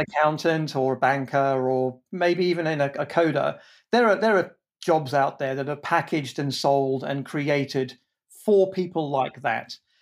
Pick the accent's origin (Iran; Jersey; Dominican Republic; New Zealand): Jersey; I was born in Jersey, in the Channel Islands. That's not New Jersey.